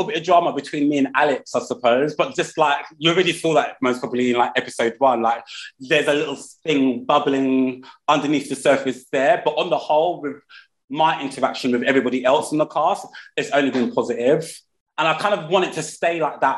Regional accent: London, United Kingdom; I'm born and bred in Peckham. I still live in Peckham.

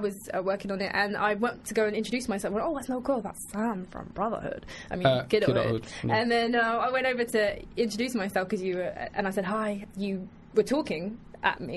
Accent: London, United Kingdom; I grew up in Broccoli in South London.

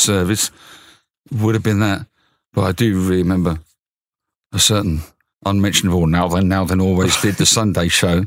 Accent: Luton, East of England, United Kingdom; I was born in Luton.

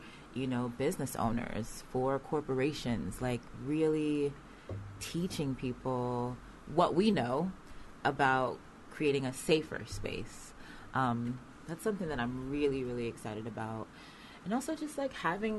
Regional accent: United States; now in United Kingdom; I'm from the States

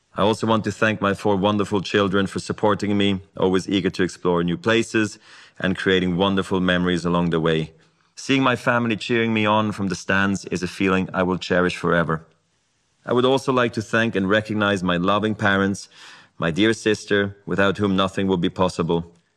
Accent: Basel, Basel-Stadt, Switzerland; I was a ball kid in my hometown of Basel.

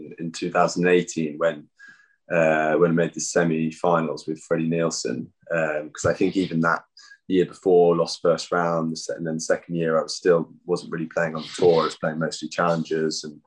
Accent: London, United Kingdom; I grew up in Putney, just down the road from Wimbledon

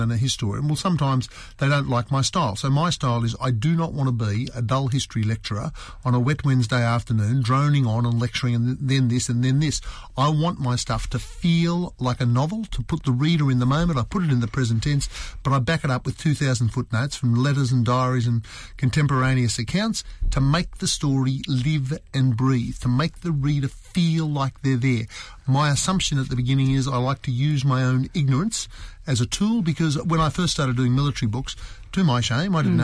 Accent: Australia; as an Australian

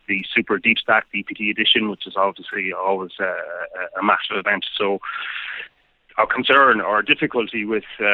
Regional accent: Ireland; Being an Irishman

